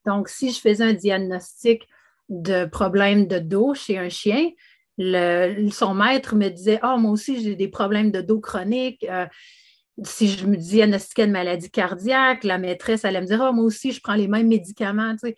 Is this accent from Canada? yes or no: yes; Canada; je suis canadienne de naissance